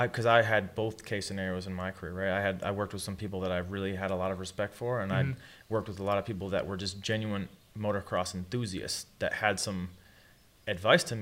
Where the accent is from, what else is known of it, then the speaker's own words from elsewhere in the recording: Michigan, United States; I come from Michigan